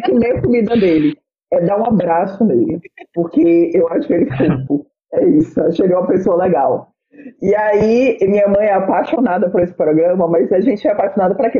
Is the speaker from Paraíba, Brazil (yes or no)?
no; Bahia, Brazil; eu sou baiana